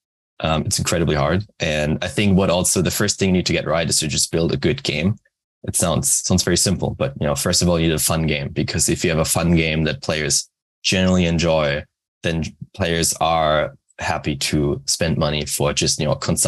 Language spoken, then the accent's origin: English; Germany; moved away as an adult; now in Japan; I'm originally from Germany, but based in Japan for the last 4 years.